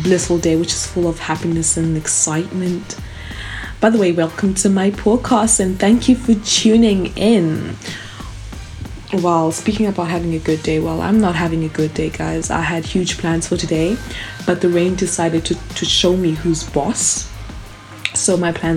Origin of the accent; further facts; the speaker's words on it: South Africa; I was born and raised in South Africa